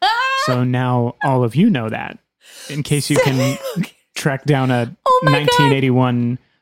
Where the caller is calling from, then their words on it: France; I'm listening from France.